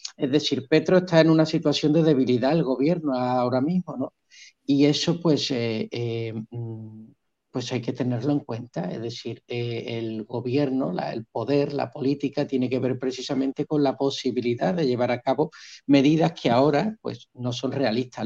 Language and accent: Spanish; Spain; now in Colombia; la tierra de donde yo vengo, de España